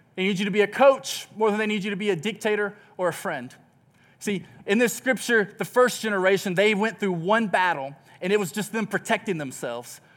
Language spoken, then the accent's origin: English; Texas, United States; moved away; I grew up in Texas